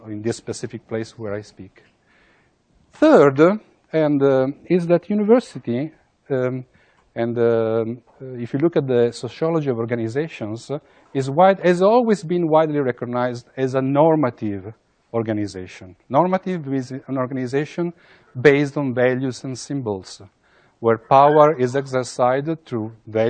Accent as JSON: {"language": "English", "country": "Italy", "said": "I come from Italy"}